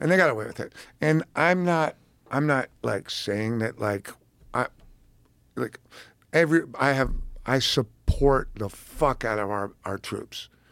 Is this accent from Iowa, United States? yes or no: no; New York, United States; I'm from New York